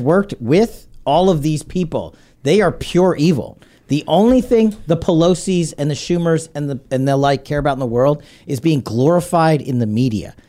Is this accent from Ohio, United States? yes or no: no; New York City, New York, United States; I'm a New Yorker